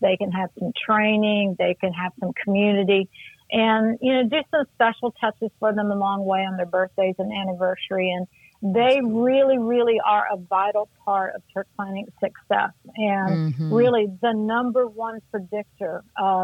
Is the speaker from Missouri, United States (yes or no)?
yes; Missouri, United States; moved away as an adult; also born or lived in Denver, Colorado; I'm originally from Missouri